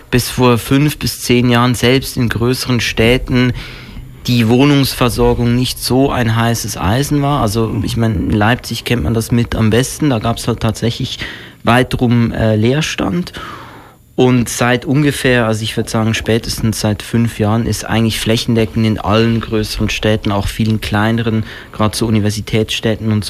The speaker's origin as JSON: {"language": "German", "country": "Switzerland", "said": "ich bin selber ursprünglich aus der Schweiz"}